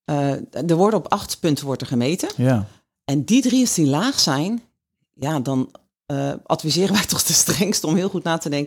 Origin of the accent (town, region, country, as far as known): Netherlands